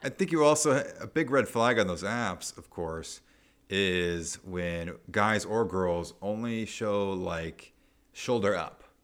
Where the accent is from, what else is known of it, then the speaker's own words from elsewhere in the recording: Nebraska, United States; moved away; also born or lived in Arizona; I'm from Nebraska, and eventually I moved to Arizona